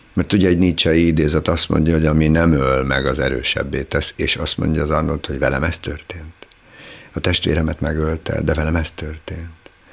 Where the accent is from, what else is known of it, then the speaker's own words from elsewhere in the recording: Lake Balaton area, Hungary; moved away as an adult; now in Budapest, Hungary; Én csodálatos helyen nőttem fel, paradicsomi helyen a Balaton partján